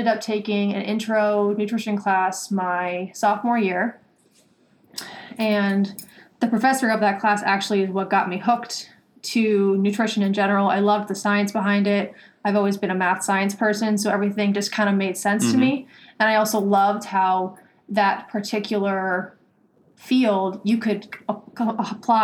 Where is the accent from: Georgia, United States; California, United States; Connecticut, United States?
Connecticut, United States; Stonington; moved away as an adult; also born or lived in West Virginia; now in Boston, United States; I grew up in Stonington, Connecticut